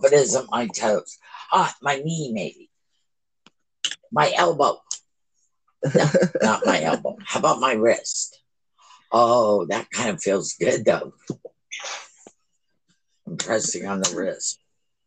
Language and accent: English; Port Hueneme, California, United States; I was born in Port Hueneme, California